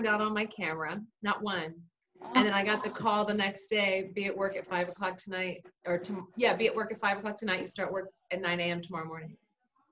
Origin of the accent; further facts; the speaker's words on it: East Coast, United States; moved away as an adult; I was born and raised on the East Coast